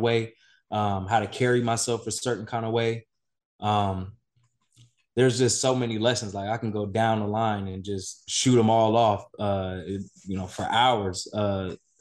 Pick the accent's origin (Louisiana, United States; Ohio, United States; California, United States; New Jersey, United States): California, United States; Inglewood; I grew up in Inglewood.